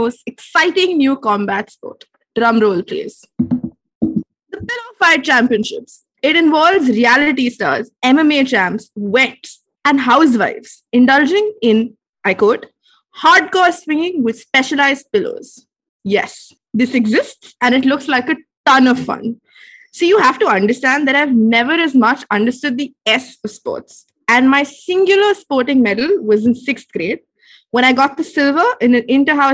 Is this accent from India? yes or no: yes; South India, India; I'm South Indian